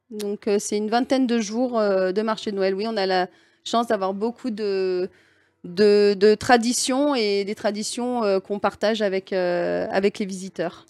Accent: Lyon, Auvergne-Rhône-Alpes, France; moved away as an adult; now in Alsace, France; je suis lyonnaise au départ

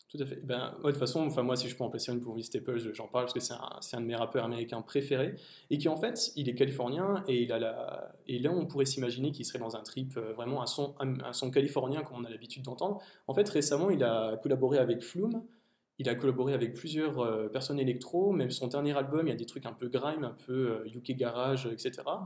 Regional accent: France; en tant que Français

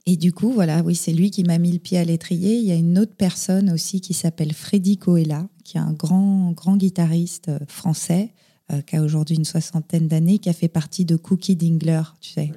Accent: Paris, Île-de-France, France; moved away as an adult; now in Dordogne, France; Je suis née et j'ai grandi euh, à Paris

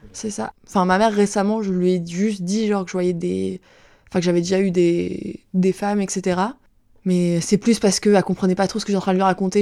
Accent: Saint-Étienne-du-Rouvray, Normandy, France; J'ai grandi à Saint-Étienne-du-Rouvray, donc euh, c'est une ville en Normandie près de, près de Rouen

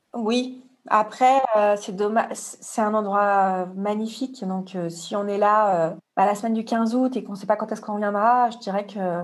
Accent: Marseille, Provence-Alpes-Côte d'Azur, France; je suis de Marseille

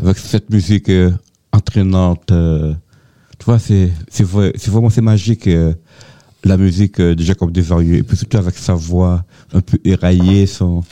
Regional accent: Antilles, France; chez nous aux Antilles

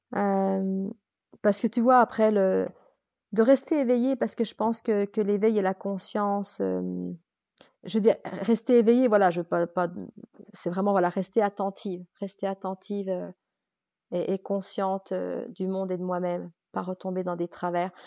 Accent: Jura, Bourgogne-Franche-Comté, France; moved away as an adult; je suis jurassienne

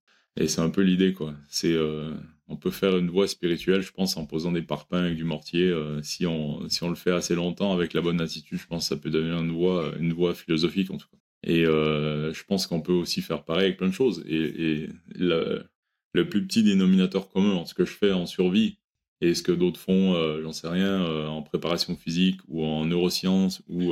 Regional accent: Quebec, Canada; moved away; j'ai grandi au Québec

